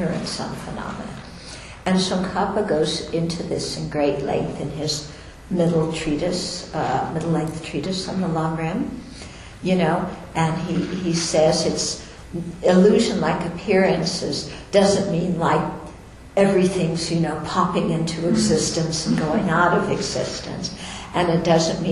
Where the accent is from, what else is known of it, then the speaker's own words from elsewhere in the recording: United States; I'm an American, I'm a woman, I'm a nun, I'm Caucasian, I'm from Jewish background